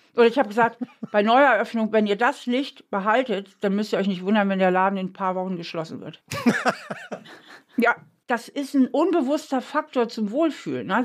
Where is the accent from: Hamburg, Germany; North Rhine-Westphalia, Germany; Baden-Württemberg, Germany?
Hamburg, Germany; now in Trier, Germany; ich bin ja aufgewachsen in Hamburg